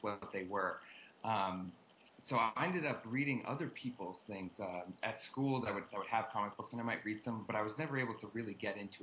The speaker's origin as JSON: {"language": "English", "town": "Boston", "region": "Massachusetts", "country": "United States", "tie": "born or raised there", "moved": "as an adult", "lives_now": "Los Angeles, United States", "said": "I grew up around Boston"}